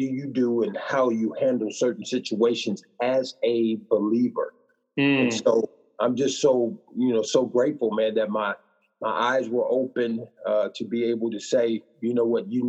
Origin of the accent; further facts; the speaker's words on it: Midwest, United States; also born or lived in Illinois / Tennessee / Missouri; Well, man, I grew up, I just usually tell people I'm from the Midwest.